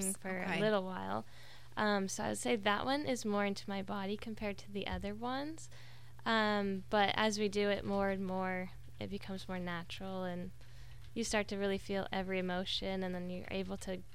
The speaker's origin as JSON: {"language": "English", "town": "Destin", "region": "Florida", "country": "United States", "tie": "born or raised there", "lives_now": "Pensacola, United States", "said": "I grew up over in Destin, Florida."}